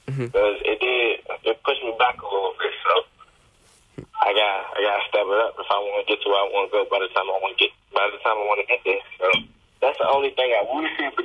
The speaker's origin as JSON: {"language": "English", "region": "Maryland", "country": "United States", "said": "I'm from Maryland"}